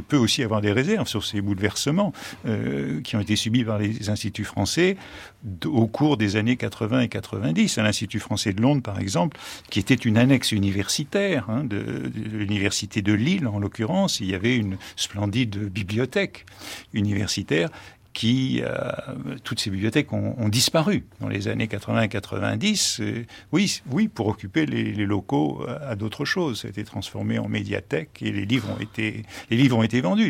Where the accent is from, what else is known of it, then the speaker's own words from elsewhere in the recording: United States; moved away; Quand j'étais enfant aux États-Unis